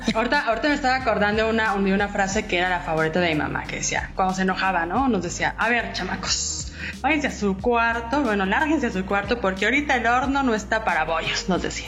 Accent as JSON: {"language": "Spanish", "region": "Mexico City", "country": "Mexico", "said": "yo soy chilanga y sí, pues por ejemplo, el tomate para nosotros es el verde y el jitomate es el rojo"}